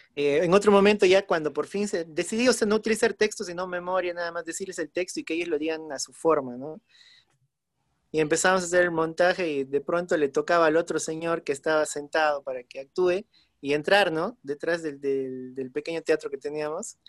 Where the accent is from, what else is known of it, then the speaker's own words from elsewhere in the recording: Huánuco, Peru; moved away; Ahora estoy justo eh, por mi ciudad natal, estoy por Huánuco